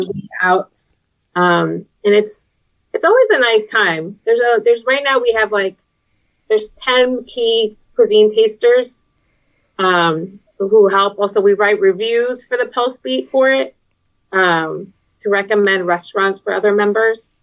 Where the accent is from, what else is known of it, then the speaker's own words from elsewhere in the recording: Texas border, United States; accent: Texas border accent; moved away as an adult; now in Boston, United States; it's a very specific accent because I was raised in Texas, right? Um, so and I was also in the border, and the border mm. has its own weird accent